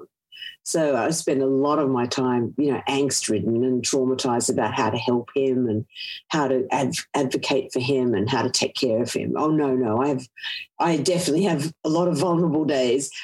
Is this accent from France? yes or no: no; Australia; I grew up in Australia in the 70s and 80s, which was pretty sexist